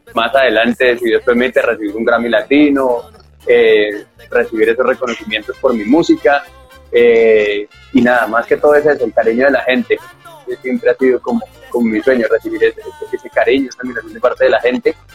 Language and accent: Spanish; Bogotá, Colombia; soy artista colombiano, como siempre digo, nací en la ciudad de Bogotá, pero mis padres y toda mi familia es de Santander, así que como digo yo acá, soy de Bogotá, pero con barriga santanderiano